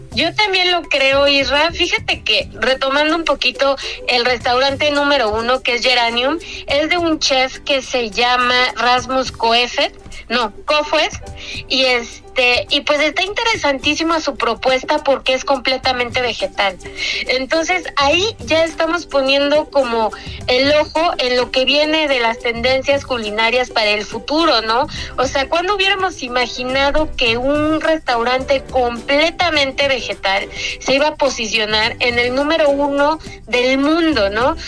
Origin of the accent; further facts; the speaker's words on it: Mexico; como mexicanos